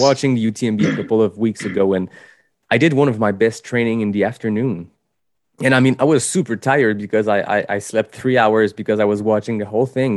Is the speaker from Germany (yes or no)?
no; Quebec, Canada; accent: French (Quebec); English is a second language